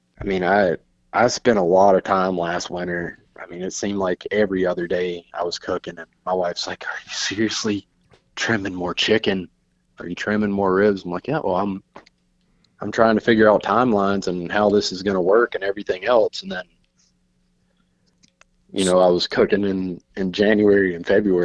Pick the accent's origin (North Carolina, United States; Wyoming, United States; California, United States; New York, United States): North Carolina, United States; Eastern; moved away; where I grew up in Eastern North Carolina